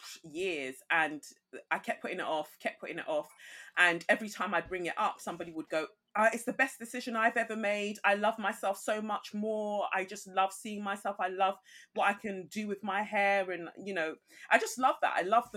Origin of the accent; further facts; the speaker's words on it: Nigeria; But I do feel like I'm more aligned, I guess, to saying that I'm just Nigerian and everything else is just a mess.